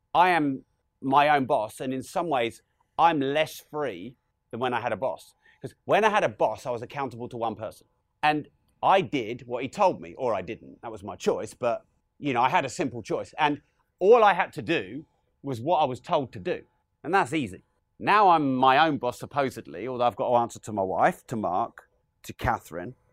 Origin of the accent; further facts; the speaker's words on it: Peterborough, East of England, United Kingdom; We're from Peterborough